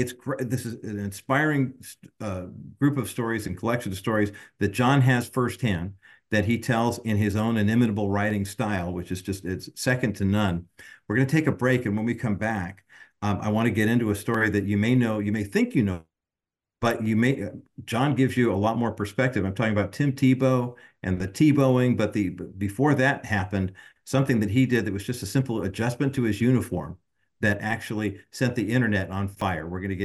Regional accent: Whittier, California, United States; 4 and 5 year old …, growing up in Whittier, right there by Michigan Park, I wanted to be a Whittier Daily News paper boy.

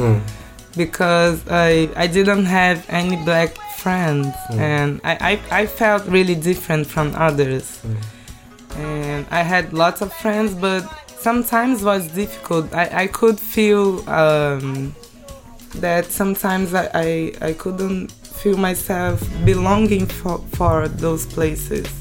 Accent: Rio de Janeiro, Brazil; English is a second language; I born in Rio

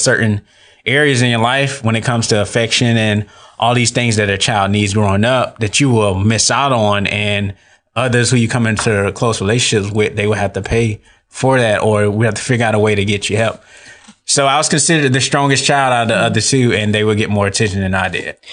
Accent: Atlanta, Georgia, United States; moved away as an adult; now in Tallahassee, United States; I was born and raised in Atlanta, Georgia. Um, I moved to Tallahassee in twenty fifteen

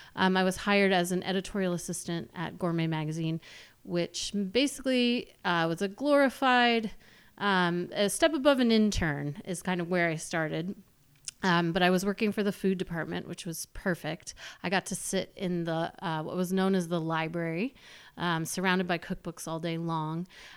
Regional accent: New England, United States; also born or lived in Manhattan; I grew up in New England, and I had spent my whole high school and college career in and around New England, and then Manhattan for my first job.

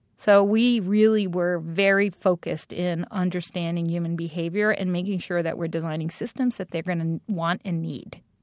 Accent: New York City, New York, United States; moved away; also born or lived in Brooklyn; I'm this girl from Staten Island

